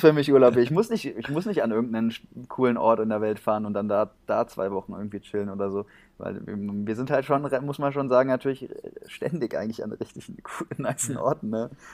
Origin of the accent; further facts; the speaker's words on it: Germany; wir Deutsche